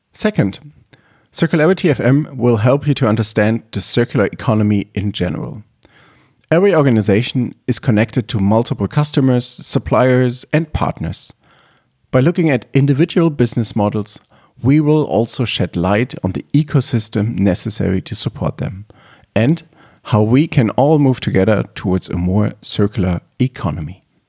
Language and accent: English; Leipzig, Saxony, Germany; I was born in Leipzig, Germany.